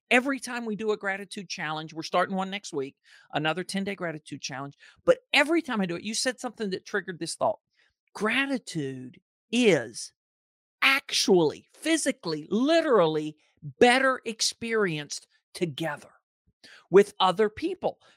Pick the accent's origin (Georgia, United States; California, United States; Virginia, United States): Georgia, United States; also born or lived in Ohio; I was born in Ohio, moved to Georgia when I was two